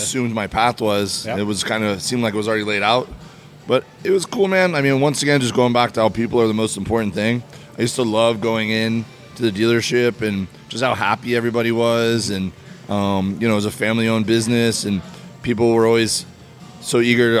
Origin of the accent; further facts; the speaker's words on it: Miami, Florida, United States; moved away as an adult; also born or lived in Auburn, Alabama; I grew up in Miami, Florida. Uh, lived there my whole life, and then went away to college uh, in Auburn, Alabama.